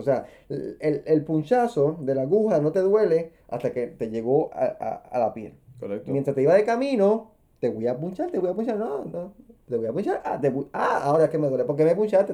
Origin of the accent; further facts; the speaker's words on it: Puerto Rico; como puertorriqueños